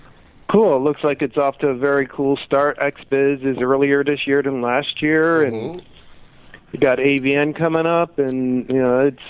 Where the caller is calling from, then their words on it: Los Angeles, California, United States; calling from Hollywood, California.